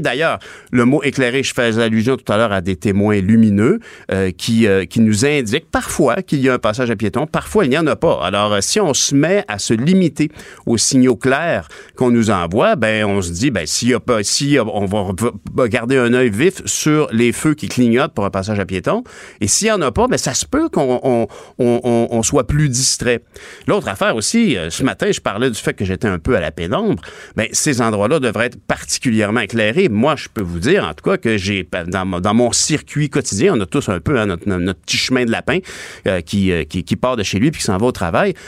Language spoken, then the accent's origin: French; Quebec, Canada; also born or lived in Ottawa / Longueuil